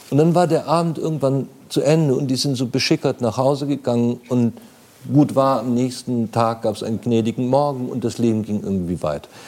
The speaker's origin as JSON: {"language": "German", "town": "Munich", "region": "Bavaria", "country": "Germany", "tie": "born or raised there", "said": "als ich klein war, ähm, ich bin in München aufgewachsen, aber in München selbst auf der Leopoldstraße äh, gab es noch Kneipen."}